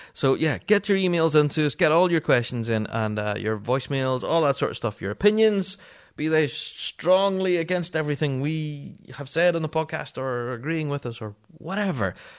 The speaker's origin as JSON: {"language": "English", "region": "Northern Ireland", "country": "United Kingdom", "said": "I'm a Northern Irishman and English is not my first language."}